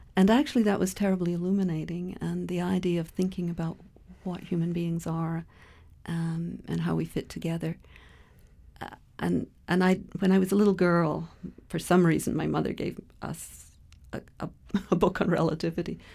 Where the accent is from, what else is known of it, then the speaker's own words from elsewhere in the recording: Toronto, Ontario, Canada; moved away as an adult; also born or lived in Scotland; now in Edmonton, Canada; I, I was a little girl in Scotland, uh, and then I grew up in Toronto, sort of Lake Ontario.